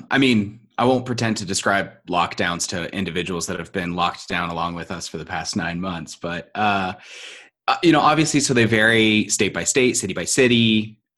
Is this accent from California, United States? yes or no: yes; San Diego, California, United States; I'm actually from San Diego, and and San Diego's been fighting this a lot